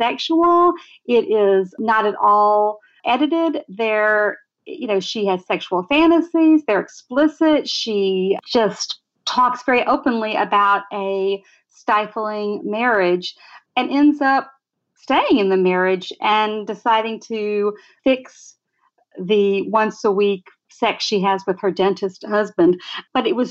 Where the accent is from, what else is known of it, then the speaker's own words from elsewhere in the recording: Tuscaloosa, Alabama, United States; now in New York City, United States; where I grew up in Tuscaloosa, Alabama.